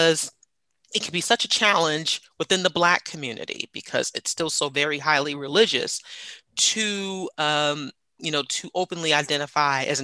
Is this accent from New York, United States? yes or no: yes; New York City, New York, United States; now in Atlanta, United States; I am a New York City native, born and raised in Jamaica, Queens